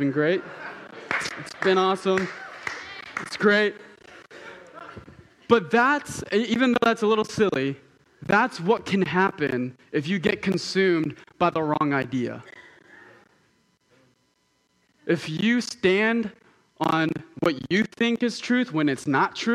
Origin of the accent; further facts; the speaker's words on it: Southern California, United States; moved away; I'm from Southern California